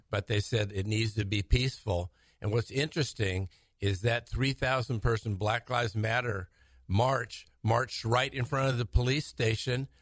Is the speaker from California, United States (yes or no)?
yes; Fresno, California, United States; also born or lived in Modesto, California / Sacramento, California; born there, moved to Sacramento for a year, and then basically since third grade, been in Fresno. Graduated from Bullard High School